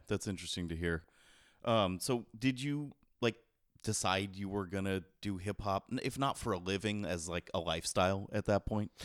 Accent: San Jose, California, United States; I'm from San Jose

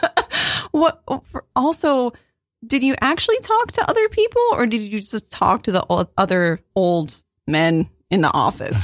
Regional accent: Virginia, United States; I'm from Virginia

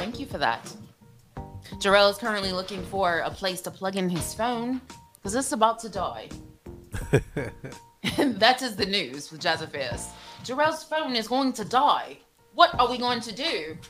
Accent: London, United Kingdom; I'm a lady from London.

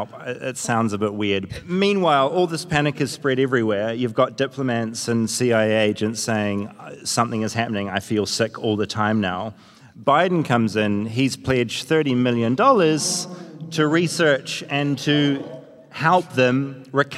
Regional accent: New Zealand; me just being a Kiwi

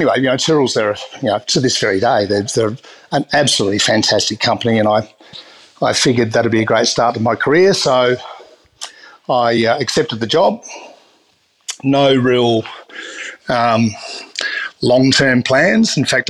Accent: South Australia, Australia; particularly growing up in South Australia, you know, it's the home, and the Barossa Valley

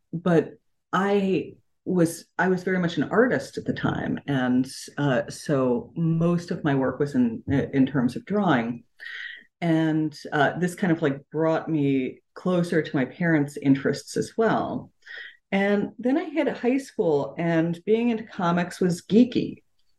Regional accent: San Francisco, California, United States; I came to comics very early as a child. Like, I was growing up in San Francisco. My parents were very poor, both worked like a lot of jobs, and I was an only child

